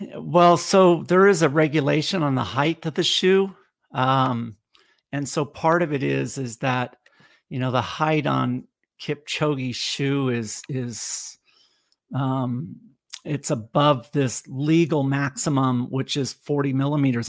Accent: California, United States; now in Tennessee, United States; growing up in California

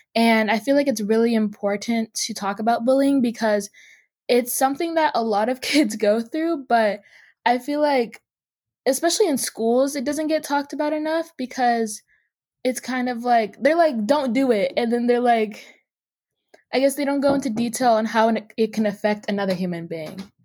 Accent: Seattle, Washington, United States; I'm from Seattle, Washington

